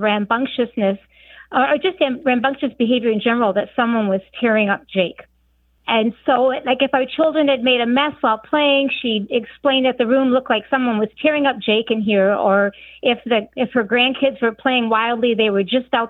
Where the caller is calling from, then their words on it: Northern Michigan, United States; Hi. I'm calling from Northern Michigan.